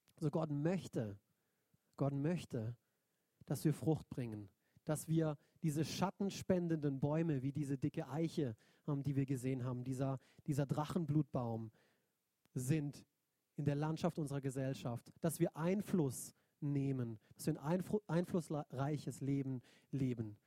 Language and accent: German; Neuenburg, Germany; moved away; also born or lived in Binsen; Neuenburg ähm, ist der Ort, wo ich eigentlich groß geworden bin als Kind